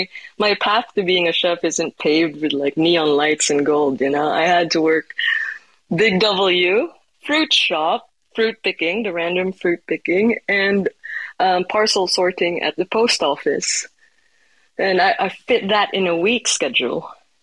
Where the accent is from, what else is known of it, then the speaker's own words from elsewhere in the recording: Iloilo, Western Visayas, Philippines; born there; I was born in Iloilo in the Philippines in the Visayan region. It's called the City of Love for a reason in my country.